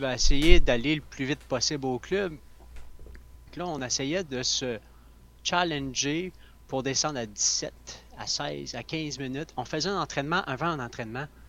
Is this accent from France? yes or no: no; Sherbrooke, Quebec, Canada; je viens de Sherbrooke, l'Estrie